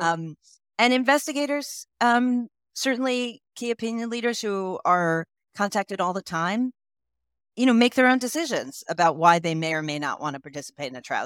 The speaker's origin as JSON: {"language": "English", "country": "United States", "also_born_or_lived": "Bulgaria", "moved": "as an adult", "said": "you can tell from my accent that I am originally, uh, I'm from the United States."}